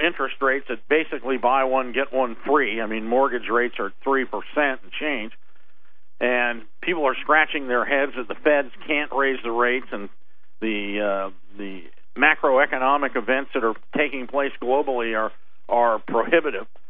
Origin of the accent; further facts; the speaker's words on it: Iowa, United States; moved away; I'm from Iowa originally